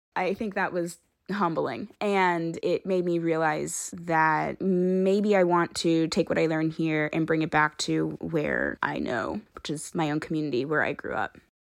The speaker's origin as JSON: {"language": "English", "town": "Brockton", "region": "Massachusetts", "country": "United States", "moved": "as an adult", "lives_now": "Rhode Island, United States", "said": "I'm from Brockton, Massachusetts."}